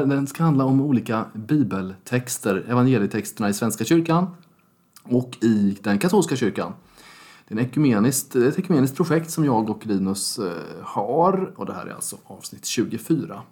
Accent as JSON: {"language": "Swedish", "area": "Småland", "region": "Jönköping County", "country": "Sweden", "accent": "Småländska (Jönköpingsmål)", "said": "jag ja. pratar småländska"}